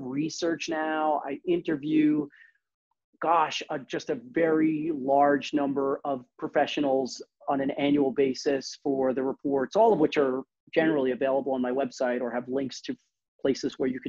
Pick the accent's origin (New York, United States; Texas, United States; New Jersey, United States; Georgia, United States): New York, United States; New York City; we're all from Brooklyn. I'm from Brooklyn